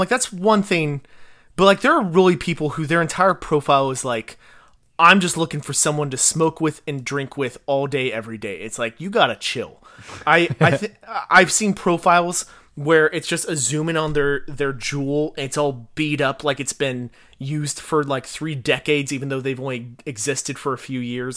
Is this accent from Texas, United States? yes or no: yes; Fort Worth, Texas, United States; also born or lived in College Station, Texas; I grew up in Fort Worth